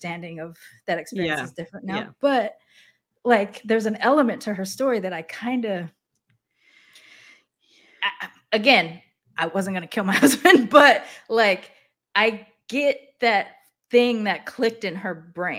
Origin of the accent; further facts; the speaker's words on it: Japan; even though I grew up in Japan.